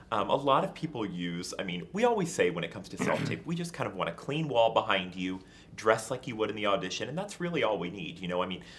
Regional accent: New York, United States; also born or lived in Southern Illinois; having been born and raised in New York and kind of in the hustle and bustle all the time.

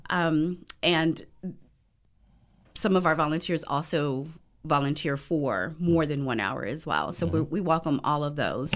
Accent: Los Angeles, California, United States; now in Washington, D.C., United States; I am originally from Los Angeles, but I have been in DC for a very long time, so I call DC home as well.

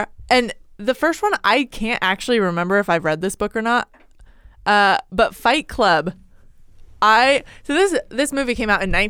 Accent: Oregon, United States; Born and raised in Oregon. Don't know where I got that accent.

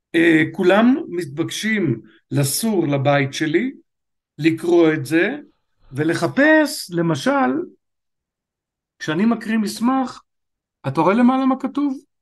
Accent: Netanya, Central District, Israel; נולדתי בשיכון דורה בנתניה

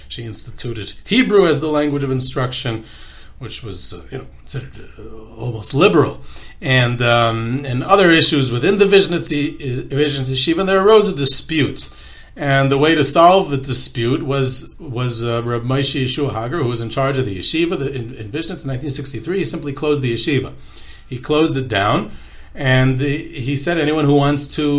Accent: Wesley Hills, New York, United States; us, you know, kids growing up in Wesley Hills and Forche

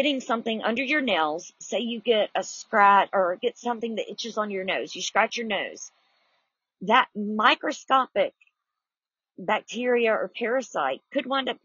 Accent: the South, Southern United States, United States; I'm a Southerner

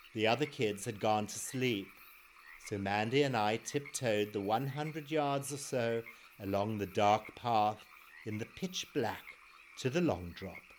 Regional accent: Zimbabwe; born or raised there

